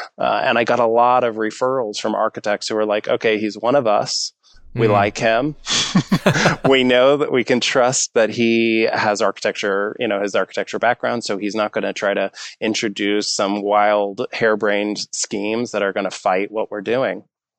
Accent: Missouri City, Texas, United States; Being a young man in Texas, if you're interested in design, there's a few different directions you might be pushed.

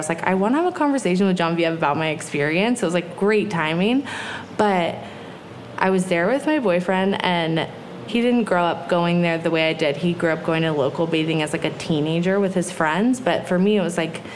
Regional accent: Big Sur, California, United States; growing up in Nepenthe

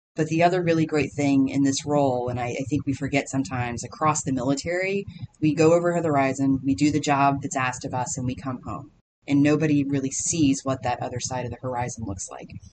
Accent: Paducah, Kentucky, United States; moved away; I'm from Paducah, Kentucky originally, so small town on the western side of the state.

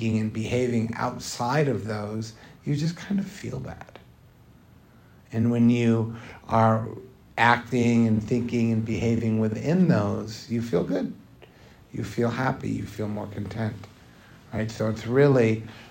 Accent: United States; a lot of us growing up in America

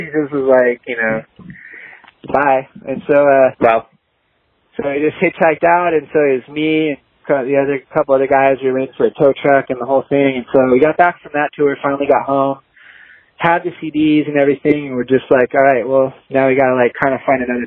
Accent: Southern California, United States; we're from Southern California

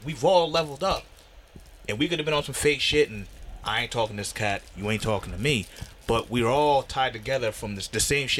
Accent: Stamford, Connecticut, United States; also born or lived in Japan; I got this place called Stamford, Connecticut. That's my hometown.

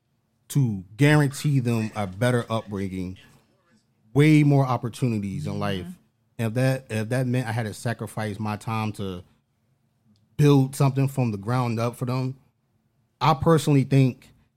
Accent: Philadelphia, Pennsylvania, United States; I'm from North Philly.

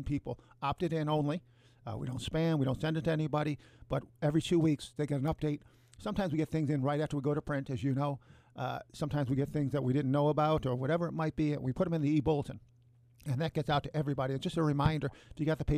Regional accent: Cleveland, Ohio, United States; So it's amazing to see that in Cleveland. I grew up here.

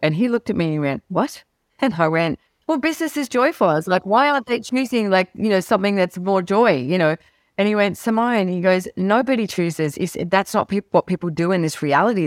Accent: Sydney, New South Wales, Australia; I loved growing up in Sydney.

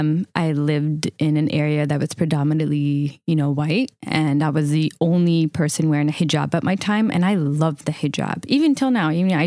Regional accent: Palestine; Where are you from? First thing you would say, it's Palestine.

